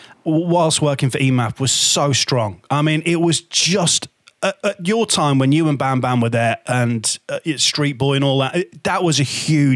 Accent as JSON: {"language": "English", "town": "Hull", "region": "Yorkshire and the Humber", "country": "United Kingdom", "tie": "born or raised there"}